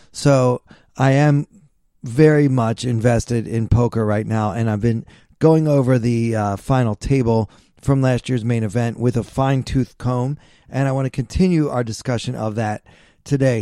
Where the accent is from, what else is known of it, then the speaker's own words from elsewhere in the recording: Maryland, United States; I'm from Maryland.